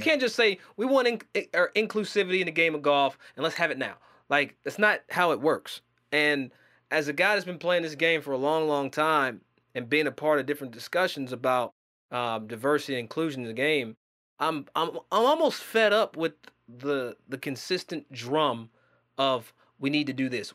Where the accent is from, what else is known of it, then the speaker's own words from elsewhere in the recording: Versailles, Kentucky, United States; as a black man from Versailles, Kentucky, not Versailles people, I'm from Versailles, Kentucky